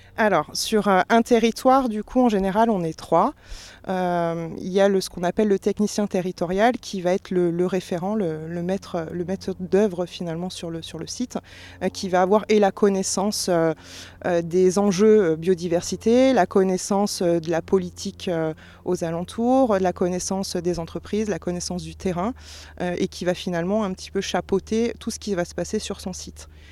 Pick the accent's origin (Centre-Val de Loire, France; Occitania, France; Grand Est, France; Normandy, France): Centre-Val de Loire, France; Sologne; moved away; j'ai grandi en Sologne